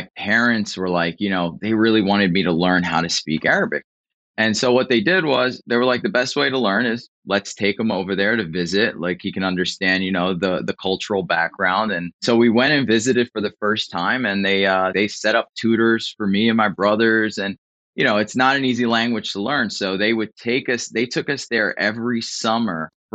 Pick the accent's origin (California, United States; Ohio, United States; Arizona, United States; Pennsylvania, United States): Pennsylvania, United States; Philadelphia; moved away as an adult; now in Florida, United States; born and raised in Philly, man, born and raised in South Philadelphia